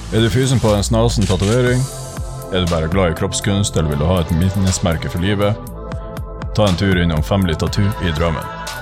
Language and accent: Norwegian; Northern Norway, Norway; accent: Northern Norwegian; jeg fikk ikke bruke nordnorsk